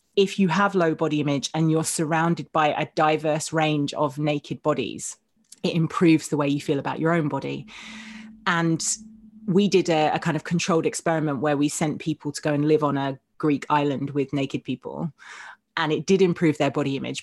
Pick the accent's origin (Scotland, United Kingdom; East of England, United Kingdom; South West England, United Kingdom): East of England, United Kingdom; Essex